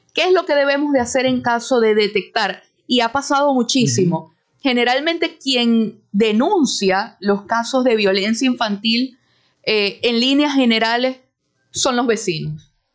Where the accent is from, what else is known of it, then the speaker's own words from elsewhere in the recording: Venezuela; nosotros como venezolanos